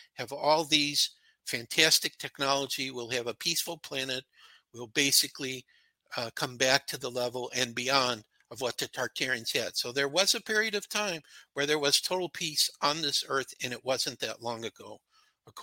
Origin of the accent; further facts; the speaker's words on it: Chicago, Illinois, United States; I was brought up in Chicago.